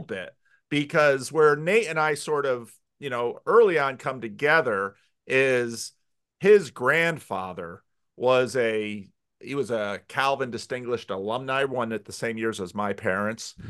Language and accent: English; United States; As an American pastor